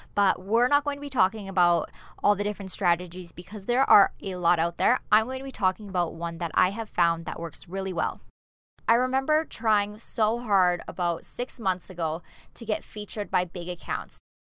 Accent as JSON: {"language": "English", "country": "Canada", "moved": "as an adult", "lives_now": "Denmark", "said": "I'm an expat. I'm originally from Canada, but I'm living in Denmark"}